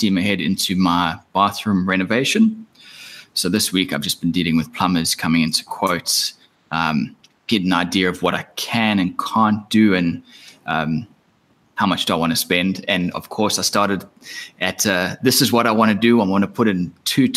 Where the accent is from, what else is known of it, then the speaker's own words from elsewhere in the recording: Australia; as an Australian